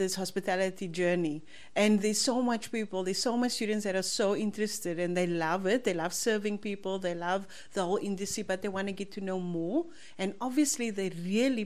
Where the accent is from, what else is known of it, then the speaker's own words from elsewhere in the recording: Cape Town, Western Cape, South Africa; I was born in Cape Town, and I grew up in a colored township called Ocean View